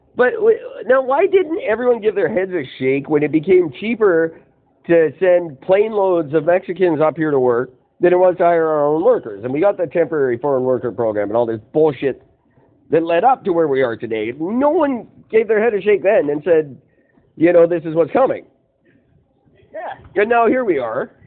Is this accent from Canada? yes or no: yes; Canada